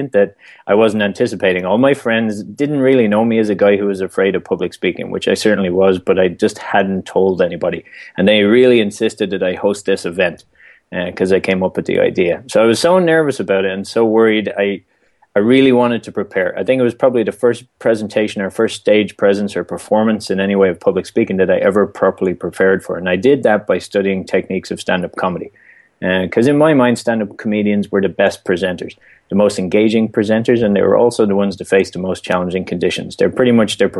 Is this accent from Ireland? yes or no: yes; Dublin, Leinster, Ireland; moved away as an adult; now in United States; I came to the U.S. originally from Ireland, born and raised in Dublin, and moved to the U.S. working with the Irish government